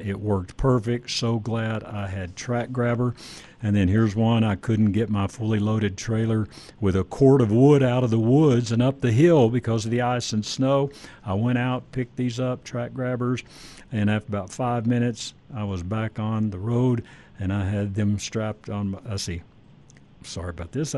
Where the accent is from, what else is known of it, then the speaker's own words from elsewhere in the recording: Dallas Fort Worth area, Texas, United States; I grew up in the Dallas Fort Worth area